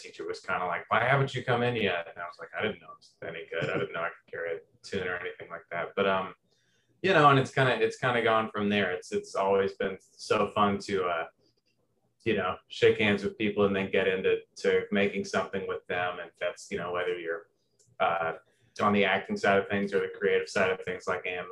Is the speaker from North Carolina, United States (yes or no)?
no; near Louisville, Kentucky, Southern Indiana, United States; basketball was my first language coming from Southern Indiana. I'm from 10 minutes outside of Louisville, Kentucky